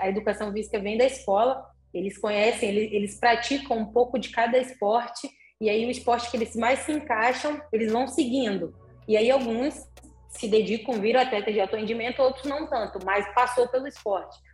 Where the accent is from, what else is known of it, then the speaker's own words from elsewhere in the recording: Salvador, Bahia, Brazil; moved away; also born or lived in Juiz de Fora; na cidade que eu fui morar em Juiz de Fora, né? Porque eu sou de Salvador